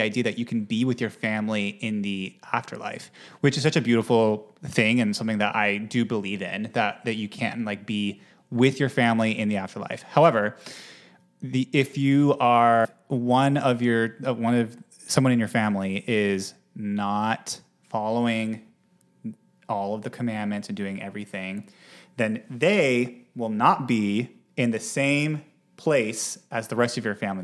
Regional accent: Utah, United States; also born or lived in Manhattan, New York; now in New York, United States; I'm from Utah originally

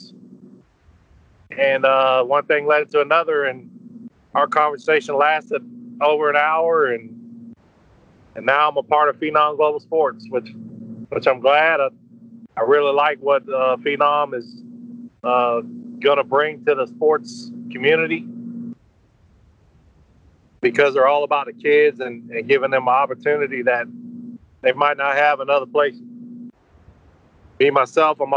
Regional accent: Gainesville, Florida, United States; I'm from Gainesville, Florida.

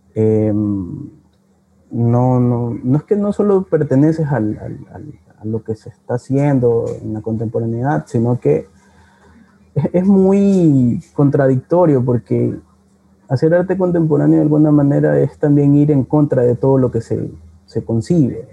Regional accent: Guayaquil, Guayas, Ecuador; yo nací y, crecí en Cristo del Consuelo

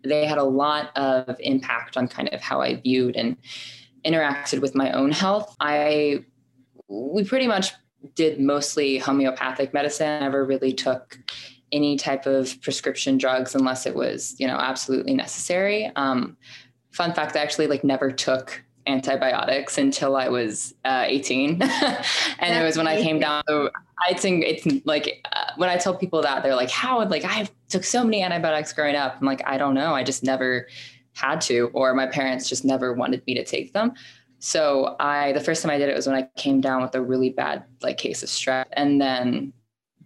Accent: Marietta, Georgia, United States; also born or lived in Manhattan, New York; now in New York, United States; I'm a 24-year-old who is now working in marketing in Manhattan. I grew up in Marietta, Georgia

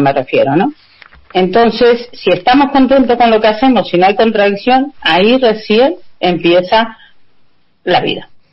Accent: Uruguay; moved away as an adult; also born or lived in Montevideo, Uruguay / Barcelona, Spain; now in Spain; yo vengo de Uruguay, de una mm, familia muy humilde, y allí hacíamos lo que ahora llaman permacultura

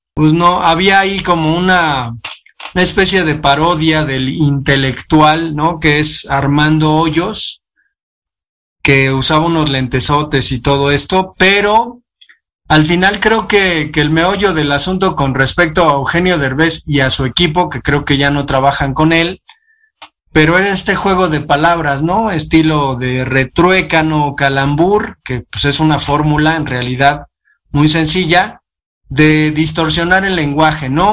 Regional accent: Mexico; nosotros como mexicanos

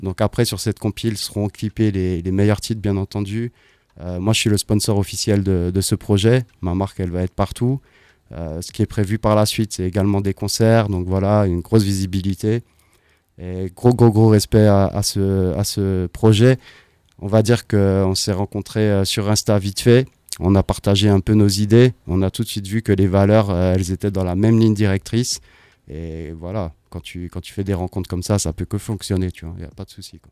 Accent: Strasbourg, Grand Est, France; also born or lived in London; je suis strasbourgeois

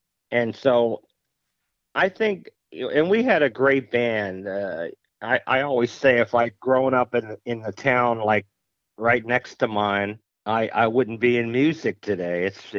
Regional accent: Mount Carmel, Pennsylvania, United States; Well, Mount Carmel, Pennsylvania. It's a small town in the Scranton-Wilkes-Barre area, or the Allentown-Bethlehem area. It's about a three-hour drive from New York City, directly west.

